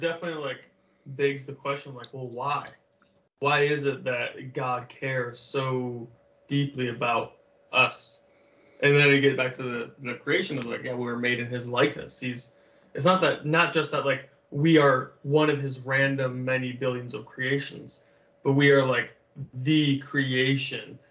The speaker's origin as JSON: {"language": "English", "region": "Michigan", "country": "United States", "tie": "born or raised there", "moved": "as an adult", "lives_now": "Hawaii, United States", "said": "I grew up in Michigan"}